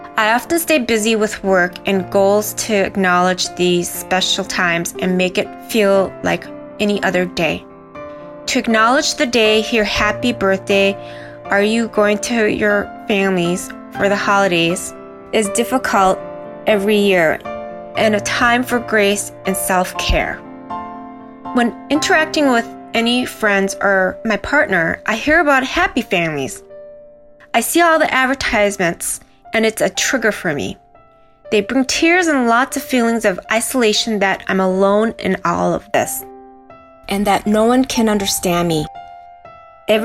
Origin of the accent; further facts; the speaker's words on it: United States; also born or lived in South Korea; I am Korean American